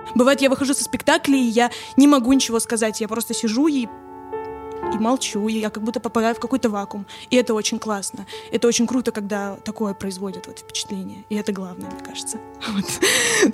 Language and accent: Russian; Kaliningrad, Kaliningrad Oblast, Russia; я родилась в городе Калининград